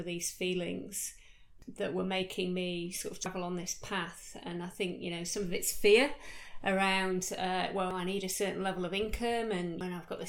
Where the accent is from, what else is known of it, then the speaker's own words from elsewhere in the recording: United Kingdom; moved away as an adult; now in Australia; I started off life back in the UK, as you can tell from my accent